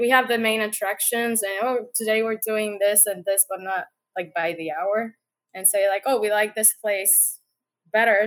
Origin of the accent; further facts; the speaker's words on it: Puerto Rico; moved away as an adult; also born or lived in Panama; now in United States; born and raised in Puerto Rico, and I've been in the states, let's say, on and off like ten years